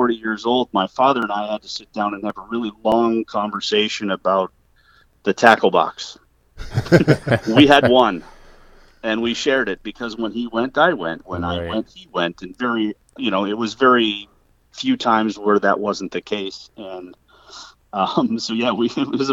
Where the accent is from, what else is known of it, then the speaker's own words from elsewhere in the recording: Iowa, United States; also born or lived in southern Minnesota; Originally born in southern Minnesota, around the Hayfield, Austin, Rochester area, and very young age moved to Iowa with my parents